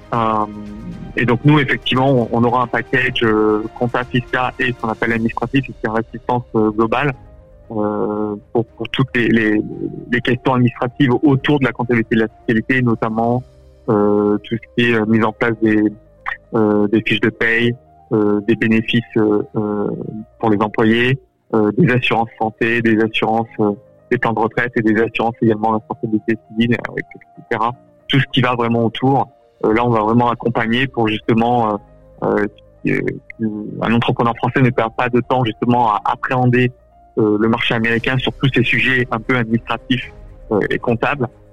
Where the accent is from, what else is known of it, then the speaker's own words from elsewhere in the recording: France; now in United States; nous, en tant que Français